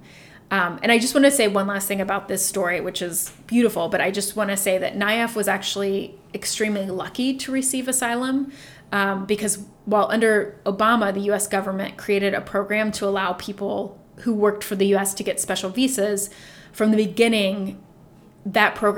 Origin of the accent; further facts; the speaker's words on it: Dayton, Ohio, United States; I'm from Dayton, Ohio